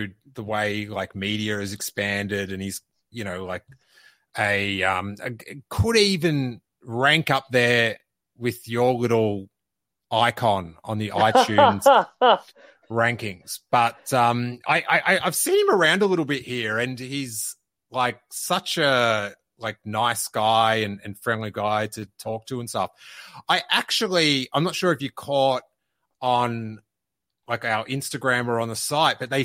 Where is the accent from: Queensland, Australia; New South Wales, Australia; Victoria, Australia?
Victoria, Australia; Melbourne; born or raised there; moved away